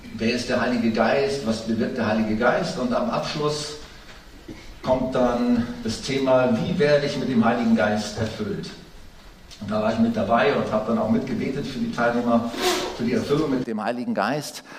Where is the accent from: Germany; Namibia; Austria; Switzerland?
Germany; als, als Deutsche